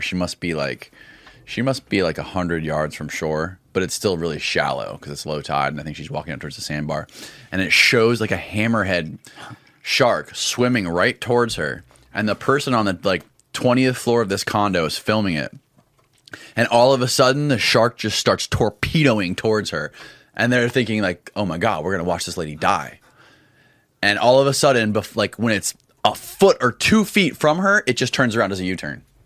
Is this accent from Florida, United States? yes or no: yes; Indian Rocks Beach, Florida, United States; Indian Rocks Beach, Florida